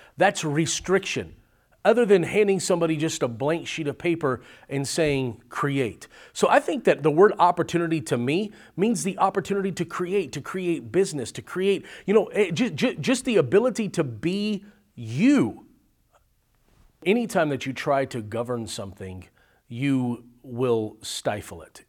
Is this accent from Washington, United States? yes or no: no; California, United States; now in Arizona, United States; originally born and raised in California, now living in Arizona